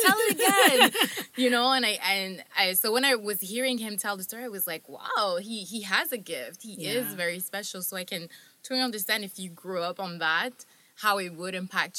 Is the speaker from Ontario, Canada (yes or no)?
no; Montreal, Quebec, Canada; I was born in Montreal